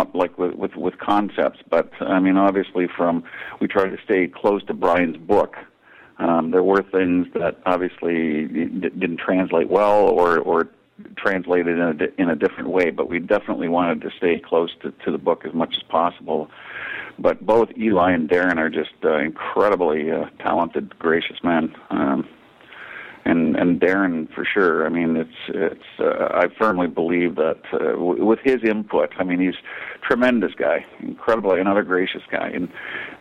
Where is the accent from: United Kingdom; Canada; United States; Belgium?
Canada; Ontario; it's Canadian, born Ontario.